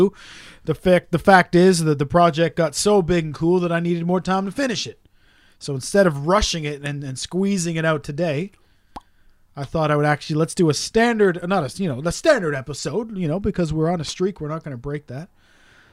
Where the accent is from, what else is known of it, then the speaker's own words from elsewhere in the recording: Canada; growing up in Canada